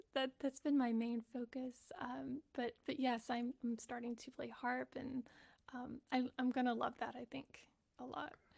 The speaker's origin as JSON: {"language": "English", "region": "Texas", "country": "United States", "tie": "born or raised there", "said": "I grew up in Texas"}